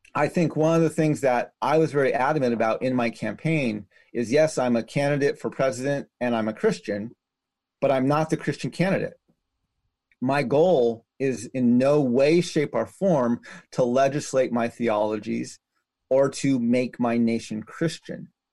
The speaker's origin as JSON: {"language": "English", "country": "United States", "said": "my life as an American citizen is the day I acknowledged the Constitution wasn't written to protect me as a native man."}